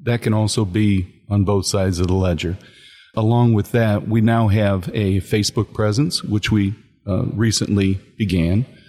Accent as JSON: {"language": "English", "region": "Northwest Ohio", "country": "United States", "tie": "born or raised there", "said": "I, I grew up in Northwest Ohio"}